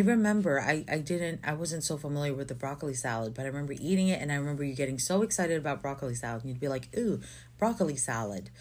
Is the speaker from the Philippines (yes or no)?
yes; Philippines; moved away; I grew up in the Philippines for most of my life, and I've been here forever